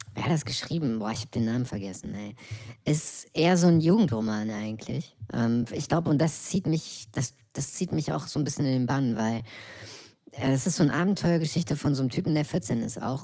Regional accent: East Germany, Germany; mein Land, in dem ich geboren bin

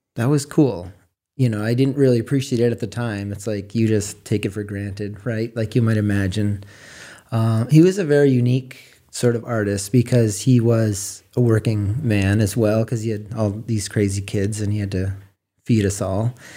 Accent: Frenchman's Bay, Maine, United States; moved away as an adult; also born or lived in Portland, Oregon; I was raised on the water in Frenchman's Bay, working on the boat with my dad when I was a kid

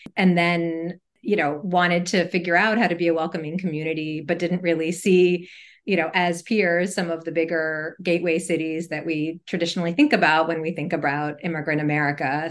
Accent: Montgomery County, Maryland, United States; also born or lived in Atlanta, Georgia; I grew up in uh, a suburb of Washington, D.C., in Montgomery County, Maryland

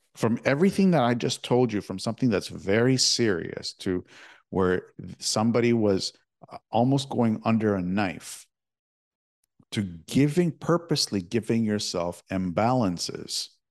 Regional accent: Toronto, Ontario, Canada; I'm from Toronto

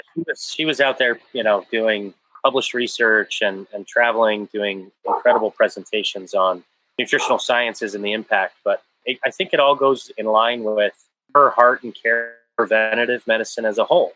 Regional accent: Johannesburg, Gauteng, South Africa; also born or lived in Canada; now in United States; I was born in Johannesburg, South Africa, moved to Canada, and finally became a citizen of the US.

